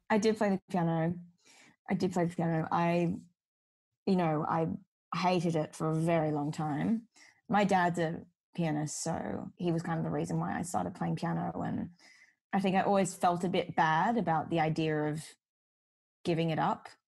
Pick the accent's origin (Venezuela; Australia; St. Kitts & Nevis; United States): Australia; Sydney, New South Wales; I've grown up in Sydney. This is my hometown